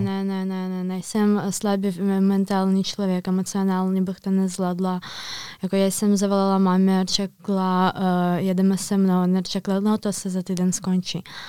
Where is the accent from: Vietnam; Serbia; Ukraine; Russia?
Ukraine; Kyiv; Czech is a second language; moved away as an adult; now in Prague, Czech Republic; já jsem se narodila v Kijevě